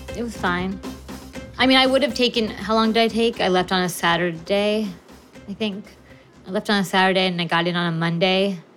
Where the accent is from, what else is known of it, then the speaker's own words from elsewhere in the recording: California, United States; I'm from California.